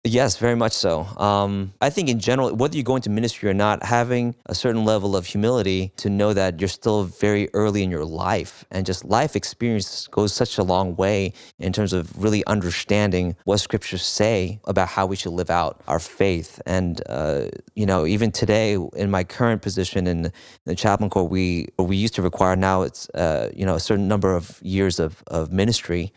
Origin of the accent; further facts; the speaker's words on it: New York, United States; I was born in New York, in Flushing